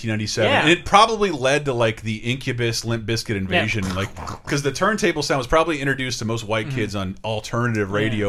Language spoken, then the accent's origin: English; the South, United States; I come from the South